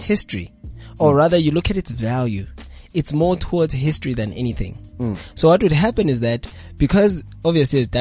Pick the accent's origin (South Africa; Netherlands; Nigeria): South Africa; Vosloorus, Gauteng; I'm from Vosloo. It's in the East Rand.